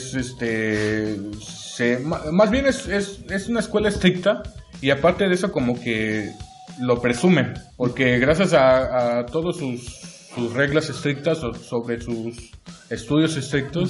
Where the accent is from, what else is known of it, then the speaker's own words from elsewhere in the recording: Yautepec, Morelos, Mexico; Soy de aquí, originario de aquí de Morelos. Em, para más específico, eh, nací en Yautepec, soy yautepense